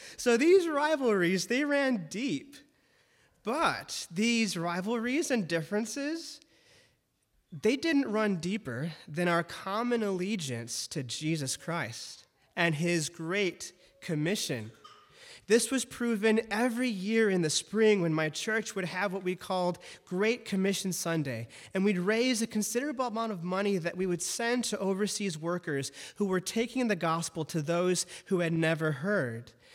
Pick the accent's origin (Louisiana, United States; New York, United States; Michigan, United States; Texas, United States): Michigan, United States; Detroit; I grew up in Detroit, also known as the Motor City